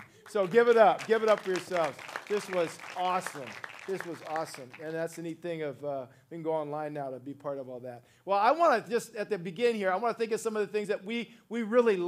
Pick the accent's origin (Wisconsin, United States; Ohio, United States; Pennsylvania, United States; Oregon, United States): Ohio, United States; now in California, United States; I'm actually from Ohio originally and made my way out to California many, many years ago